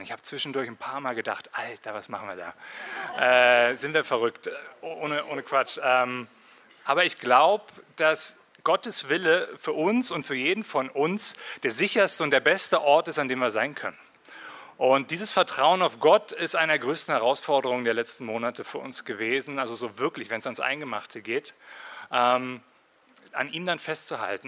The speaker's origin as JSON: {"language": "German", "region": "Berlin", "country": "Germany", "tie": "born or raised there", "also_born_or_lived": "Winterthur, Switzerland / Berner Oberland, Switzerland", "moved": "as an adult", "lives_now": "Bernese Oberland, Switzerland", "said": "Ich bin in Marzahn aufgewachsen"}